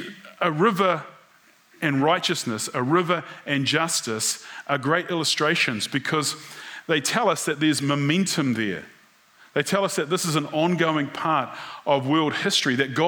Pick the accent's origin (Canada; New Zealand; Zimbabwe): New Zealand; being a New Zealander